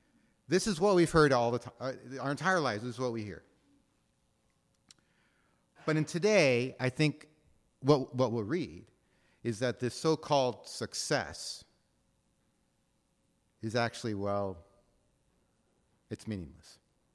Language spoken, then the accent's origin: English; Seattle, Washington, United States; Now, recognize, I'm from Ballard, right? And you all know where Ballard is. It's on the other side of the cut, right?